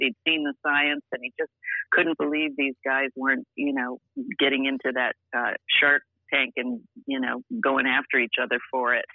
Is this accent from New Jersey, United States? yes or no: yes; Hackensack, New Jersey, United States; also born or lived in Teaneck, New Jersey; my dad and mom lived in uh, Teaneck, New Jersey, uh, and I was born in Hackensack Hospital